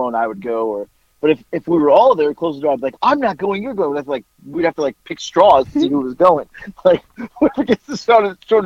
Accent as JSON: {"language": "English", "town": "Boca Raton", "region": "Florida", "country": "United States", "tie": "born or raised there", "said": "I grew up in Boca Raton"}